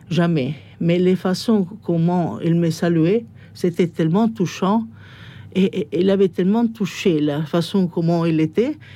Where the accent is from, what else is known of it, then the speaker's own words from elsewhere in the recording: Rome, Lazio, Italy; born there; French is a second language; j'étais fils unique. Comme je disais, je suis né à Rome.